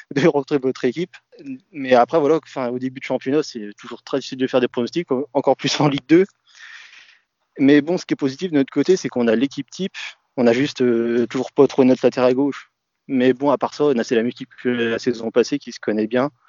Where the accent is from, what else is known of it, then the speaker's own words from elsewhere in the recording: Troyes, Grand Est, France; c'est le club de ma ville